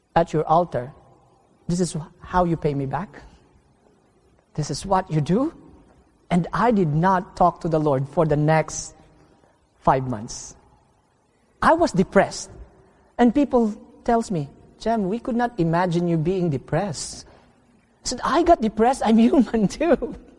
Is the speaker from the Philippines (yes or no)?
yes; Philippines; home meaning in the Philippines for two months, and home in my hometown for only two weeks